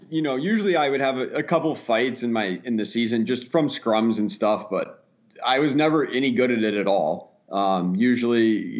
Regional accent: St. Louis, Missouri, United States; also born or lived in Minnesota; I was born in Minnesota, so the pool used to freeze over there, and I think I was on skates by the time I was 2 years old. So he ended up, you know, retiring in St. Louis when I was 7 or 8 years old, and they settled down here

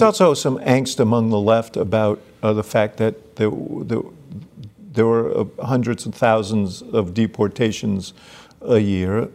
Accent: New York, United States; I grew up in New York at the same time you did

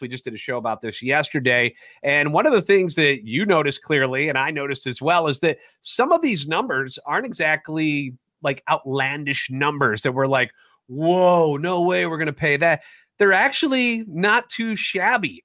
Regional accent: St. Louis, Missouri, United States; Born and raised in the Louvre, and a lifetime Cardinals fan

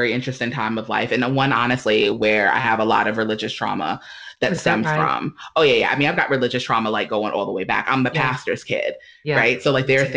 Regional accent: New York City, New York, United States; moved away as an adult; now in Durham, United States; I grew up in the Black Baptist Church, Missionary Baptist to be more specific, in New York City. So I'm a New Yorker, a native New Yorker.

